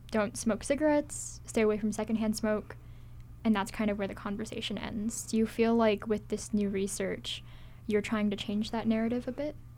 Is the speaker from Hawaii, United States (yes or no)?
yes; Hawaii, United States; growing up in Hawaii